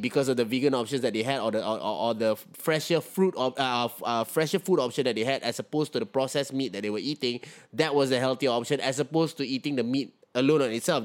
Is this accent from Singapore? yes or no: yes; Singapore; as a Singaporean